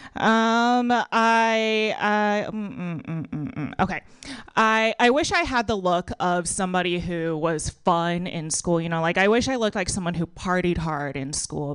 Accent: Texas, United States; I grew up in Texas.

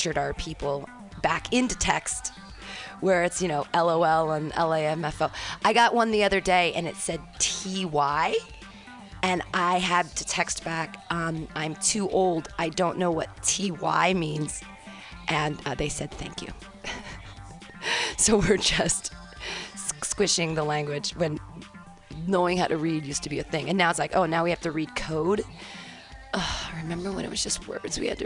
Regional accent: United States; as an American, even, I'm a very educated person

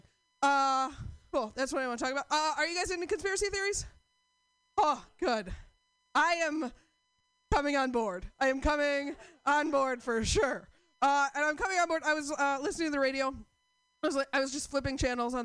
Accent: Portland, United States; I'm from Portland

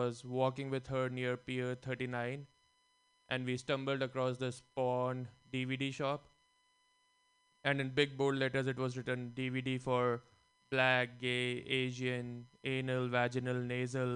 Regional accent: India; now in San Francisco, United States; Growing up in India

